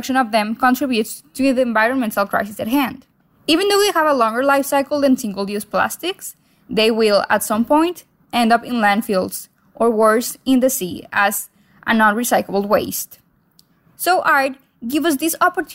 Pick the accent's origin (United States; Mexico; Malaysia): Mexico; I'm from Mexico